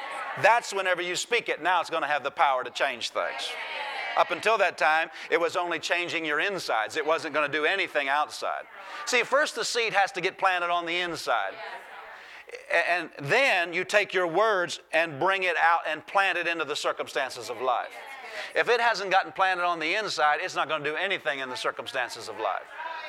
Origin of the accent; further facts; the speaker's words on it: Iowa, United States; I grew up in Iowa.